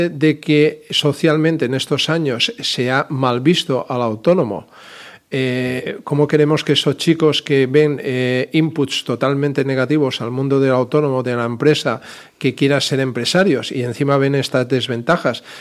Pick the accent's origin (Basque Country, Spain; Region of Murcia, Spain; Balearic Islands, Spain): Balearic Islands, Spain; Mi estimada calle Sindicato, que soy mallorquín